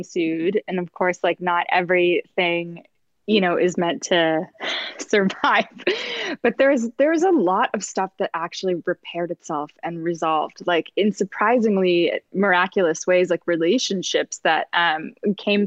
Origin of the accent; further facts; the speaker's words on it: Canada; moved away as an adult; also born or lived in New York / Los Angeles; I'm from like small town Canada